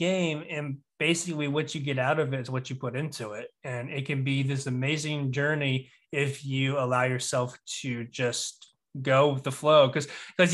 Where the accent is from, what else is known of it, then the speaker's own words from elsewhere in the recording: the South, United States; growing up in the South